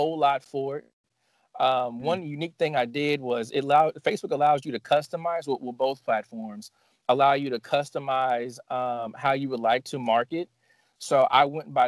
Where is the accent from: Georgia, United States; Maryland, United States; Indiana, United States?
Indiana, United States; Evansville; This is my hometown